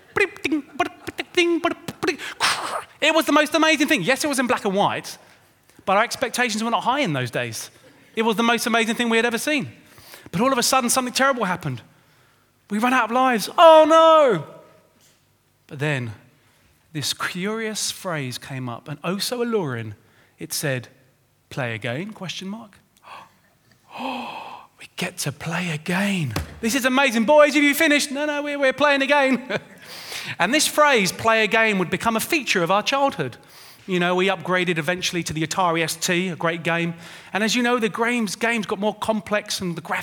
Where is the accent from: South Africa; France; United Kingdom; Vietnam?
United Kingdom; London; My brother and I, we grew up in Winchmore Hill with Mum and Dad in North London